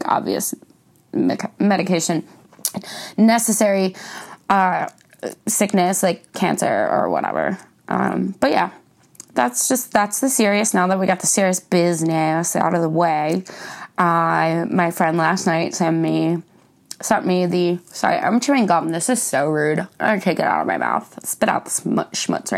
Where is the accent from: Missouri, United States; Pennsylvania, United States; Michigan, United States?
Pennsylvania, United States; Philadelphia; I'm from the Philly area